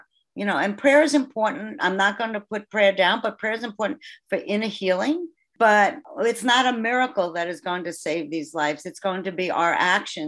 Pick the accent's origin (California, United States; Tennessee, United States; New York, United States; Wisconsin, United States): New York, United States; now in Oakland, United States; I live in Oakland. I'm originally from New York, as most people can tell when I open my mouth